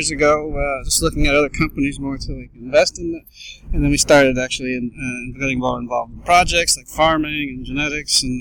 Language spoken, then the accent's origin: English; Indiana, United States; we're starting a, a new retail chain store, you know, in Indiana and this is my home state